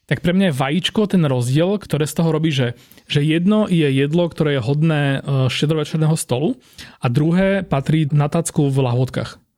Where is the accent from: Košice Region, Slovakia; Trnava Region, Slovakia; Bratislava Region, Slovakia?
Trnava Region, Slovakia; Trnava; A som inak z Trnavy, joj, dobre.